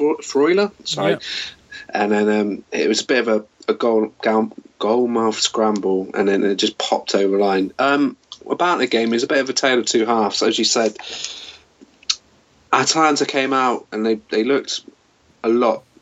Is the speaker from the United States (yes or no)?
no; England, United Kingdom; born or raised there